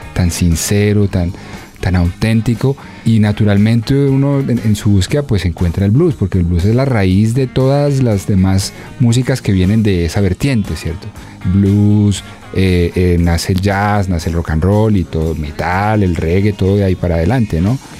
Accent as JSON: {"language": "Spanish", "town": "Dosquebradas", "region": "Risaralda", "country": "Colombia", "tie": "born or raised there", "also_born_or_lived": "Bogotá", "said": "crecí en Dos Quebradas en Pereira"}